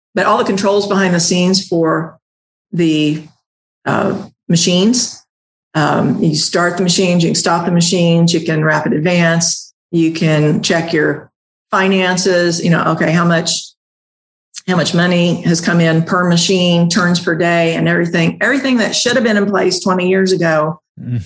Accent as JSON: {"language": "English", "area": "the Ozarks", "region": "Southwest Missouri", "country": "United States", "tie": "born or raised there", "accent": "twang", "said": "born and raised in Southwest Missouri um, in the Ozarks. So I got a little bit of a twang"}